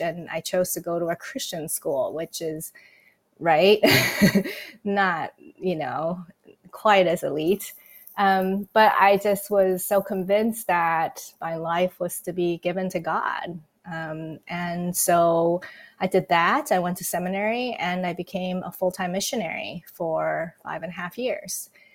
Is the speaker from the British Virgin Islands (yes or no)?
no; Taiwan; moved away; I was born and raised in Taiwan, and yes, I grew up in an irreligious home.